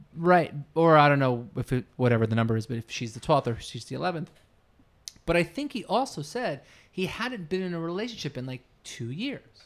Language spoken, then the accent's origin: English; New Jersey, United States; I grew up in New Jersey